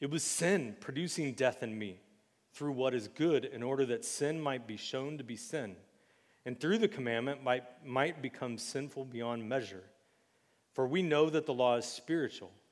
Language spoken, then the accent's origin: English; United States; we're all American